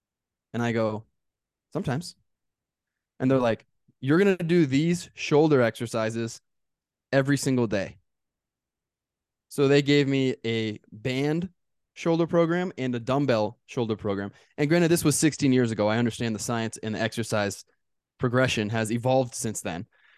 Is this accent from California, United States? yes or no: yes; California, United States; I grew up in Southern California.